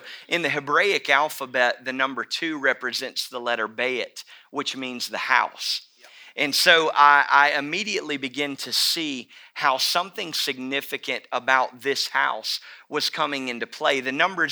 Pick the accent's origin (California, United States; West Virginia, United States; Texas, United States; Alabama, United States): Alabama, United States; Mobile; growing up in Mobile, I have been, you know, born and raised really